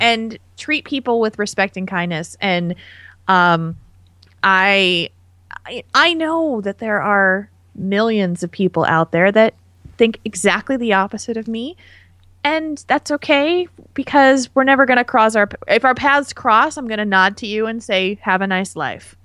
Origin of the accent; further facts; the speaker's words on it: New Jersey, United States; now in Madison, Wisconsin, United States; New Jersey, which is my home state